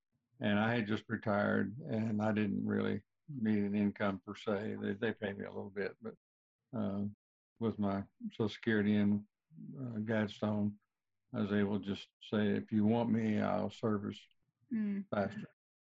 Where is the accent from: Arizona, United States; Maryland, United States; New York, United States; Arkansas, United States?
Arkansas, United States; South; moved away as an adult; also born or lived in North Wildwood, New Jersey / Fort Worth, Texas; I grew up in South Arkansas. I guess I need to back up just a little bit. I was born in North Wildwood, New Jersey. I really got a circuitous life. My mother moved to South Arkansas when I was very young, and I grew up there.